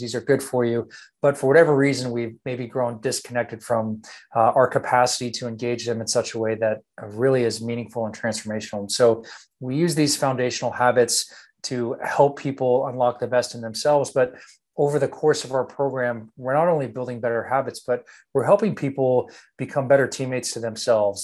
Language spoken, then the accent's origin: English; Texas, United States; born and raised in Texas